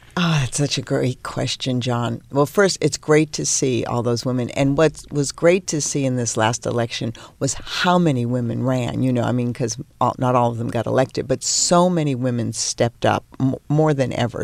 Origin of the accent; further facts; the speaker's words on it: Peabody, Massachusetts, United States; moved away; I grew up in a town in Massachusetts called Peabody.